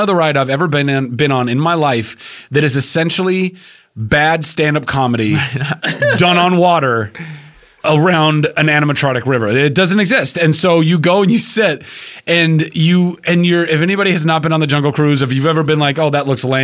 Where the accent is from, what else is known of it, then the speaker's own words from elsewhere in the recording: Southern California, United States; I grew up in Southern California most of my life